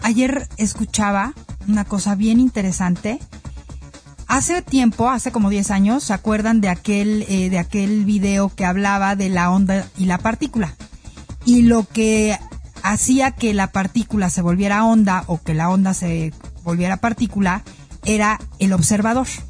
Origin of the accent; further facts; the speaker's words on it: Mexico; como mexicanos